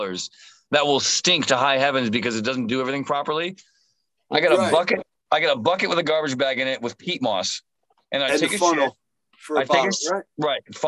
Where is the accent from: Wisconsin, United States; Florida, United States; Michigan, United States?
Florida, United States; also born or lived in Massachusetts / Key West / Fort Lauderdale / Lake City; I was born in Massachusetts, and I moved to Florida when I was 2. So I basically been in Florida since I was 2 years old